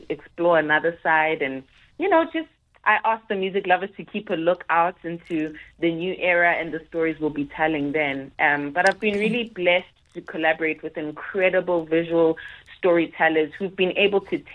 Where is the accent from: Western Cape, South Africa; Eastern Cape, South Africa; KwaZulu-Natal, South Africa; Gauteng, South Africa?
KwaZulu-Natal, South Africa; Pietermaritzburg; also born or lived in Durban; I was raised, born in Durban, raised in Pietermaritzburg, KZN